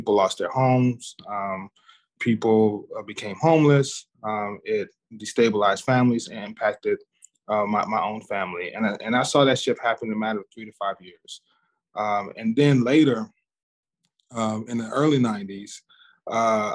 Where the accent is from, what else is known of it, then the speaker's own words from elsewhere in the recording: Dallas, Texas, United States; I grew up in Southern Dallas in the 80s and 90s.